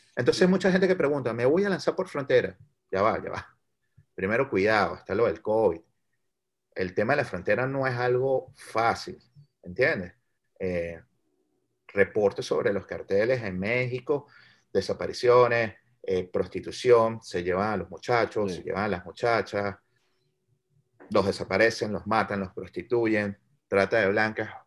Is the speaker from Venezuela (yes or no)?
yes; Venezuela; now in United States; el venezolano, nosotros como comunidad venezolana, no solo dentro de los Estados Unidos